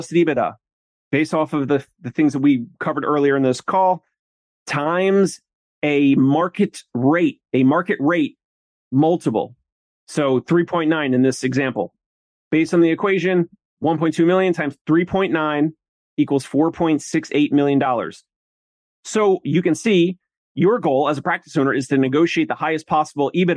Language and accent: English; New Jersey, United States; I'm from South Jersey, so big Philly sports fan.